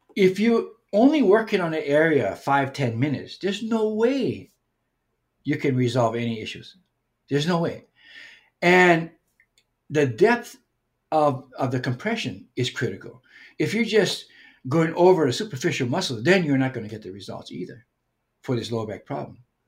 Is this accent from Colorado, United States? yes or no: no; Hawaii, United States; as a Hawaiian person